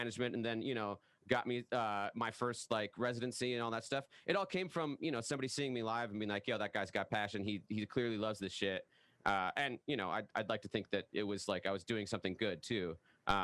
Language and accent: English; the Northwest, Pacific Northwest, United States; I'm from the Northwest